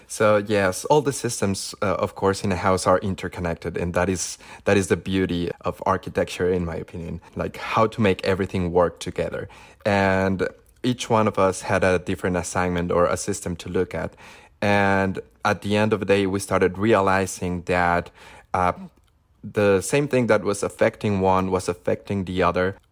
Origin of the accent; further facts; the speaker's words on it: Zacatecas, Mexico; moved away as an adult; now in Los Angeles, United States; I grew up in Zacatecas, which is World Heritage City by UNESCO.